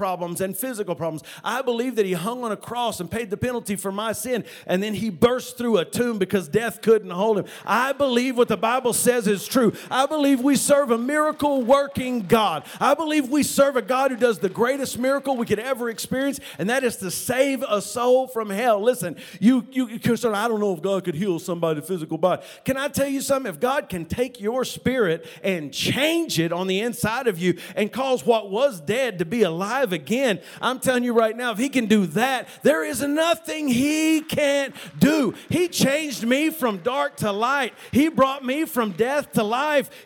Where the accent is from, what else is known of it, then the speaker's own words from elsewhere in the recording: West Texas, United States; We're from West Texas